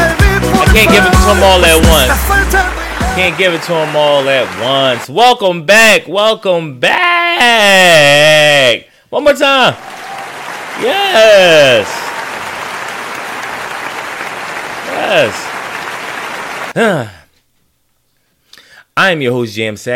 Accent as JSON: {"language": "English", "town": "Philadelphia", "region": "Pennsylvania", "country": "United States", "said": "as a Philadelphian, a true Philadelphian"}